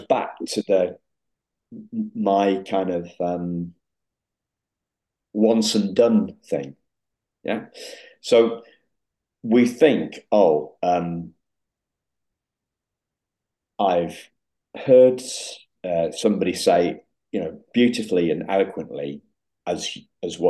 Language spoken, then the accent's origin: English; Yorkshire and the Humber, United Kingdom; also born or lived in Liverpool; I'm from Yorkshire. I've lived in Yorkshire since I was 5 weeks old, when my mum and dad collected me from Liverpool